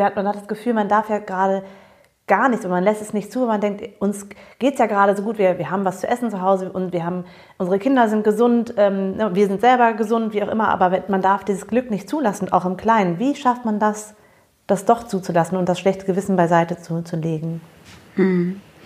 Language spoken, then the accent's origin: German; Germany; also born or lived in United States; als Amerikanerin war ich schon von dem Klischee der Deutschen, also ich bin ja hier aufgewachsen, aber ich bin amerikanisch aufgewachsen